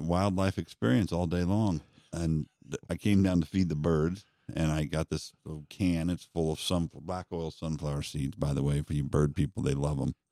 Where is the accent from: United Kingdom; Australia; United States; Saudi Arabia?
United States; Denver, Colorado; moved away; I grew up in Colorado, but of course, I was in Denver, I wasn't in the mountains